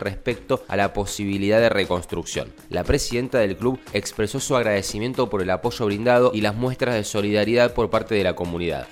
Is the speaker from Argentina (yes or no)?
yes; Argentina; como argentinos y argentinas